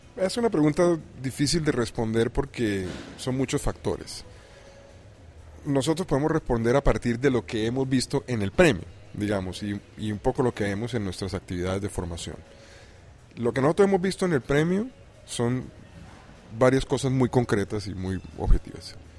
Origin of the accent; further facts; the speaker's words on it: Colombia; Soy colombiano.